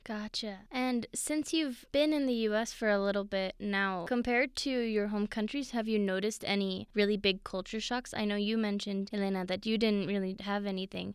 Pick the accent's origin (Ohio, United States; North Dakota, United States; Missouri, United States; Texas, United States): Missouri, United States; now in Colorado, United States; I grew up in Missouri